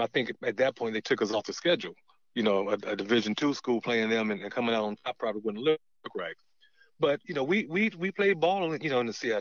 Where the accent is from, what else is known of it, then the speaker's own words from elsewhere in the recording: Fayetteville, North Carolina, United States; I'm back in my hometown of Fayetteville.